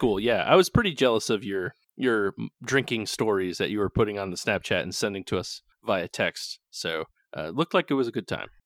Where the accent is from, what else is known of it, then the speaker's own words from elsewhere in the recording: New England, United States; moved away; we're from New England and New Englanders are kinda, kinda jerks